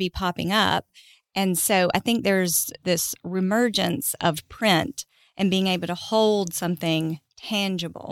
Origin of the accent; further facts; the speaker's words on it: Huntsville, Alabama, United States; also born or lived in New Hope, Alabama; I grew up in Huntsville